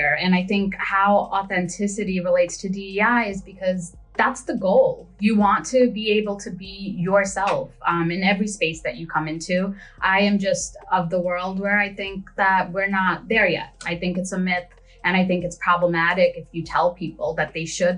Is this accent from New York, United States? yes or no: yes; New York City, New York, United States; also born or lived in Bangladesh; I was born in Bangladesh, but I grew up in Brooklyn. So Flatbush in particular.